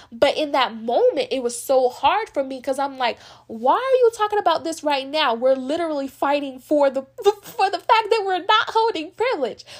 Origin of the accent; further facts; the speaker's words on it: United States; as being a black American, I have because I'm black, but I'm also American legally